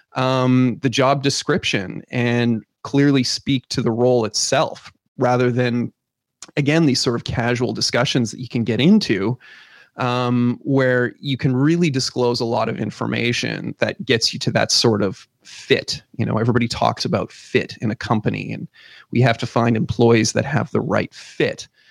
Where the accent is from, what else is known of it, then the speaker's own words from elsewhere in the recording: Canada; we're Canadian